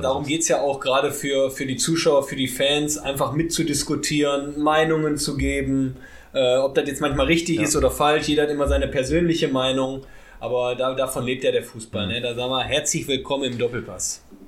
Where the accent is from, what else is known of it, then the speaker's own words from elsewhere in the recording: Ruhr area, North Rhine-Westphalia, Germany; bei mir aus dem Ruhrpott